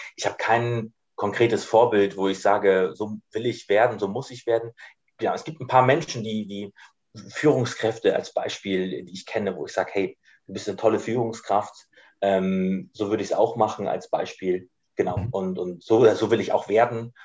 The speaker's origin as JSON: {"language": "German", "town": "Ratzeburg", "region": "Schleswig-Holstein", "country": "Germany", "tie": "born or raised there", "also_born_or_lived": "Bad Oldesloe", "moved": "yes", "said": "Ich bin hier oben quasi geboren in Bad Oldesloe, ähm, genau, und bin hier oben auch groß geworden in der Nähe von Ratzeburg"}